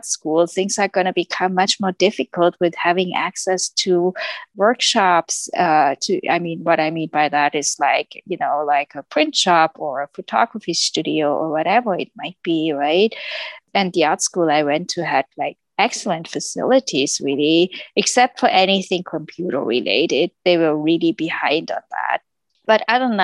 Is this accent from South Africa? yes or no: no; Germany; moved away as an adult; I came from Germany